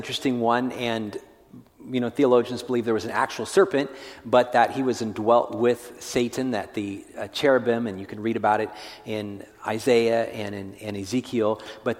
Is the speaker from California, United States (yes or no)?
yes; California, United States; I grew up in California